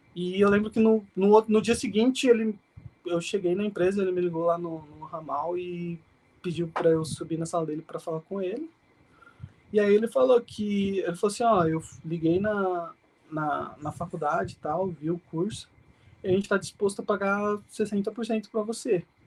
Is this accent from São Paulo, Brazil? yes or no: yes; Mogi das Cruzes, São Paulo, Brazil; nasci na capital e fui criado basicamente em Mogi mesmo.